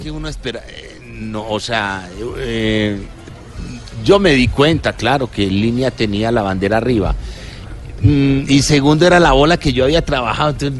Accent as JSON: {"language": "Spanish", "country": "Colombia", "said": "como colombiano"}